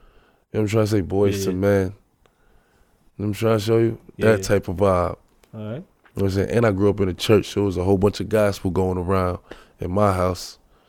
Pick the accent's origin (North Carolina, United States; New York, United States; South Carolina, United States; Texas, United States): New York, United States; Brooklyn; Like New York, especially Brooklyn. Like Brooklyn is like, it's like, it's a vibe like no